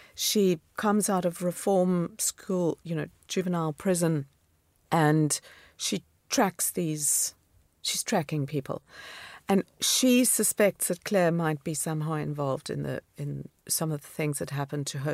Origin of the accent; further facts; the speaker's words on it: Namibia; moved away as an adult; also born or lived in Cape Town, South Africa / New York, United States; now in London, United Kingdom; growing up in Namibia, which is desert and semi-desert